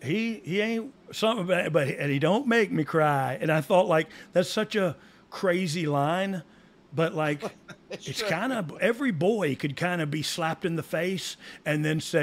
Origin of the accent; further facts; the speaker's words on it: Georgia, United States; I'm from Georgia, but I've been to the field and wore his hat